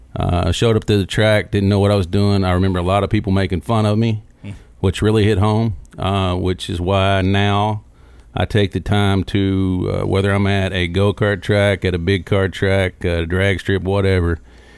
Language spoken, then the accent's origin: English; Windy Hollow, Kentucky, United States; But no, I grew up in Windy Hollow. Windy Hollow Speedway was literally one house from me, from the age, 2.5 until I actually went in the military.